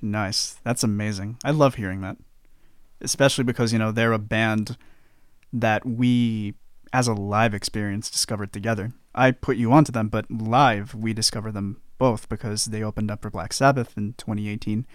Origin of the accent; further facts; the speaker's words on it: United States; I am as American as they come